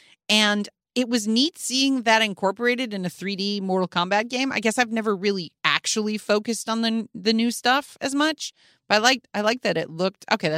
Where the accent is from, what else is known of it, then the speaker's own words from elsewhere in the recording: Chicago, Illinois, United States; But I grew up in Chicago